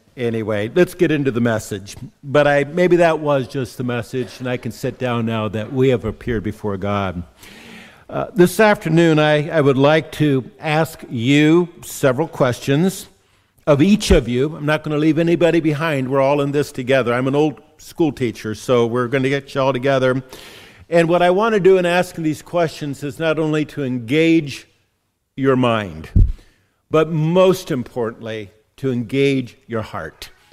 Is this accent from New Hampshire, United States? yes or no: no; California, United States; being a Californian